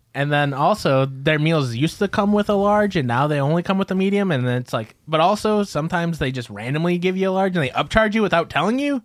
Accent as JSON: {"language": "English", "region": "Midwest", "country": "United States", "said": "we're from the Midwest"}